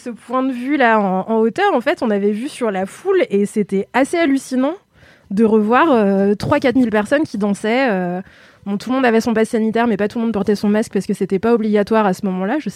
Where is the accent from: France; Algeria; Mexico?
France; Lyon, Auvergne-Rhône-Alpes; Alors moi, je suis lyonnaise